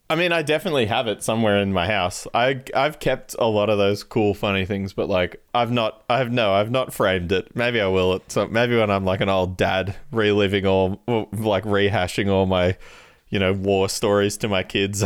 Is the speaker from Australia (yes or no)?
yes; Canberra, Australian Capital Territory, Australia; we're from Canberra